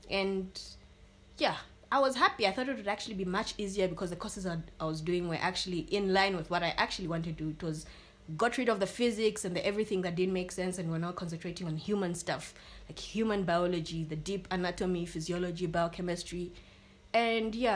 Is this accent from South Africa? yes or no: no; Botswana; accent: Botswana; And she speaks with an accent because at that time my Botswana accent was too, really strong